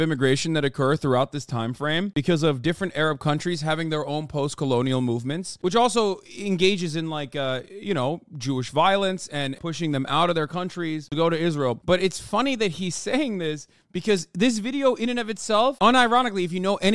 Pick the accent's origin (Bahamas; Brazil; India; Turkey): Turkey; me being Turkish, growing up in Turkey